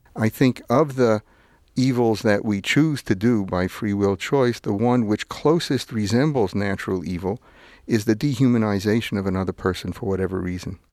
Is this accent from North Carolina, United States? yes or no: no; New York City, New York, United States; also born or lived in Manhattan / Vermont; where I grew up in Brooklyn and see where I live in Manhattan